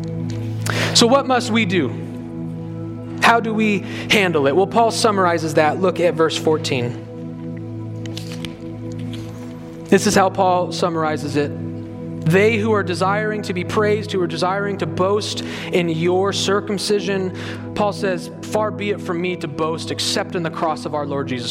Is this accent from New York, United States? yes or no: no; Colorado, United States; I'm from Colorado